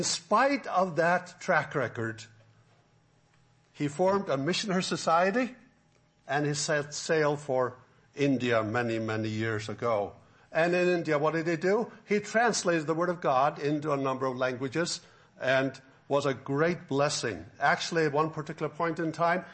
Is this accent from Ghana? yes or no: no; Faroe Islands; also born or lived in Florida; now in Alabama, United States; I could live in my own home country where I grew up in the Faroe Islands